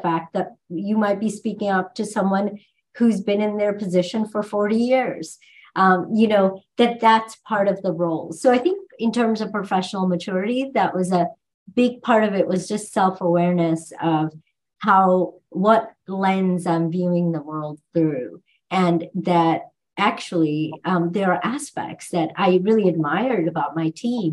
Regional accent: India; moved away; growing up in India

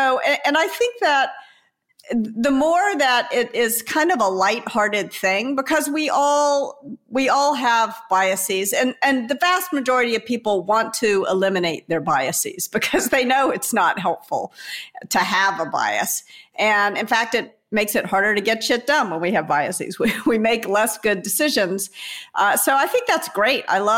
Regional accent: the South, United States; the reason why girls rankles when someone calls me a girl is that I was raised in the American South.

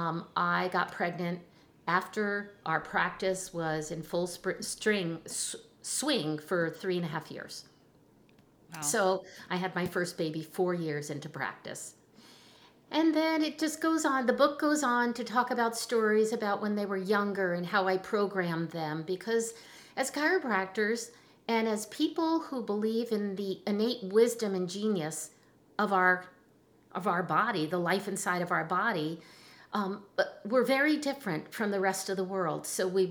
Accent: New Jersey, United States; I'm from Jersey, you know, and I'm Italian

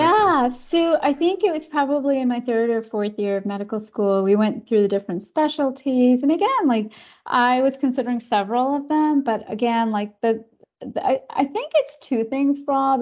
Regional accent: Canada; I was born in Canada, uh, raised in Canada by, um, s, an immigrant mom

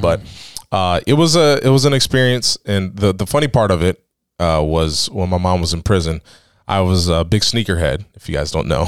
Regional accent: Tuscarawas County, Ohio, United States; I grew up on Washington Street

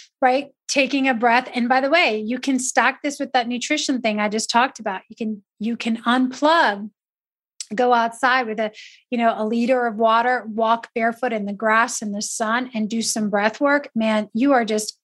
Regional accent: Italy; moved away; I grew up in Italy

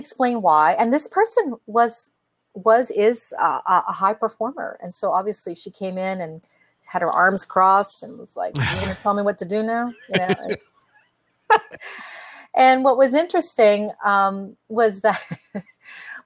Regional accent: Canada; I'm Canadian.

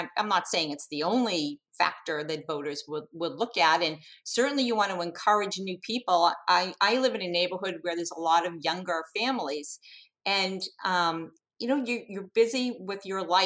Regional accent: Hingham, Massachusetts, United States; growing up in Hingham

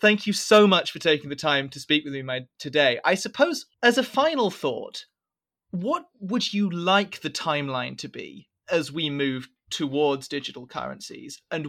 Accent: United Kingdom; as a Brit

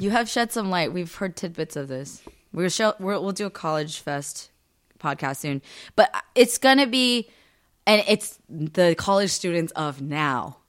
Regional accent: United States; I am Korean American

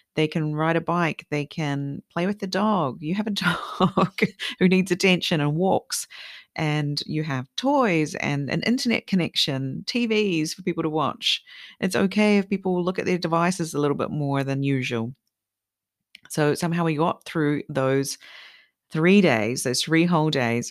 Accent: New Zealand; also born or lived in Sweden; now in Japan; I'm from New Zealand, we love carrot cake there as well

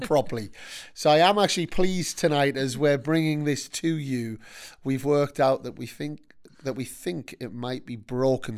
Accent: Newcastle upon Tyne, North East England, United Kingdom; as a Geordie

